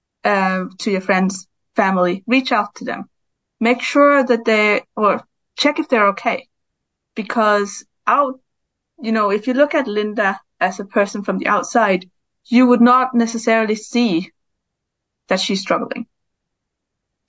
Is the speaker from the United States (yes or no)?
no; Denmark; now in Brighton, United Kingdom; I live in Brighton, but I'm from Denmark and I grew up there